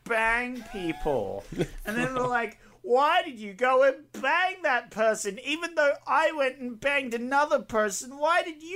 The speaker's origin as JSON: {"language": "English", "country": "New Zealand", "tie": "born or raised there", "said": "as a native New Zealander"}